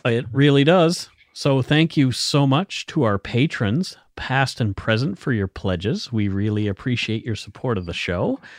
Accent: near Italy Cross, Nova Scotia, Canada; that is very close to where I grew up.

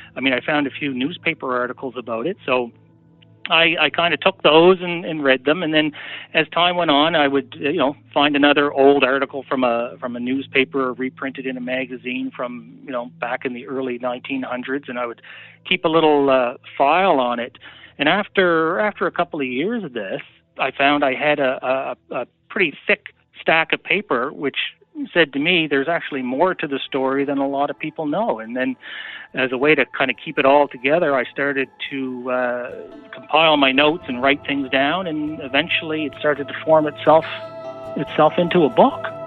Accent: Yarmouth, Nova Scotia, Canada; I'm from Yarmouth, Nova Scotia

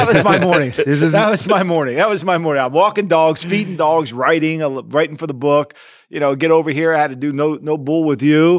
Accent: New Jersey, United States; I'm from Jersey.

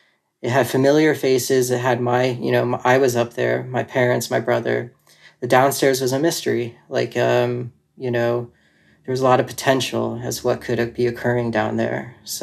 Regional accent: North Carolina, United States; also born or lived in California; now in Asheville, United States; I'm currently living in Asheville, North Carolina, but I've moved around a lot. So I was born in California, and I lived there until I was about 9. Then my family moved out here to like the Charlotte area.

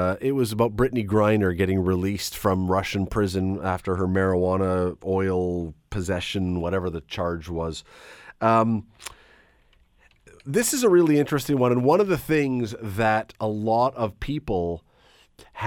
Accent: Toronto, Ontario, Canada; when I was a kid, three times growing up in Toronto

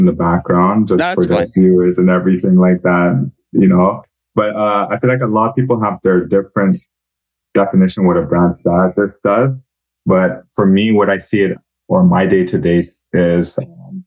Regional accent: Montreal, Quebec, Canada; I'm from Montreal

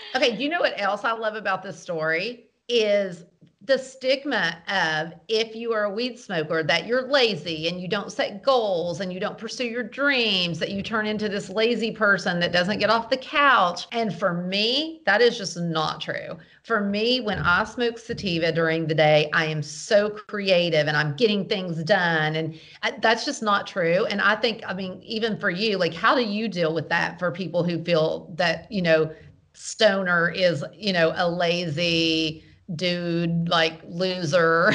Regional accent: the South, United States; I'm from the South.

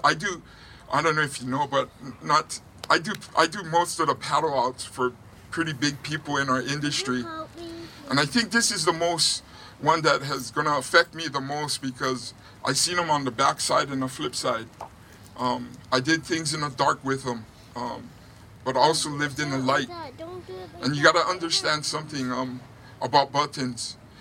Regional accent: North Shore, Oahu, Hawaii, United States; now in Huntington Beach, United States; I grew up on the North Shore

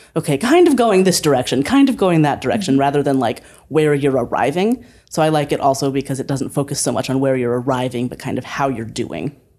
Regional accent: Northeast Ohio, United States; born or raised there; moved away as an adult; also born or lived in Berkeley

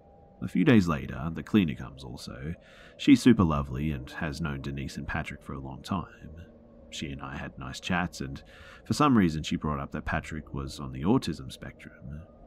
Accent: Australia; I'm half Ethiopian, so I definitely don't look white, but when I told her that I'm Australian, she suddenly became kind of withdrawn.

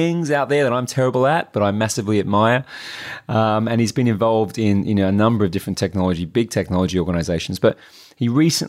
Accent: Adelaide, South Australia, Australia; moved away; we grew up together in Adelaide, South Australia

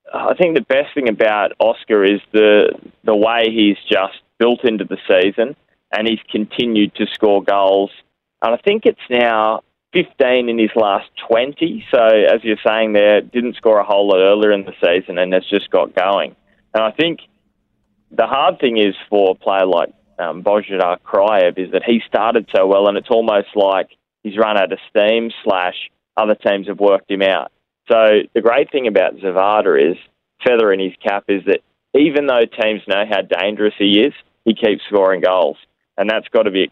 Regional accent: Newcastle, New South Wales, Australia; I'm from Newcastle

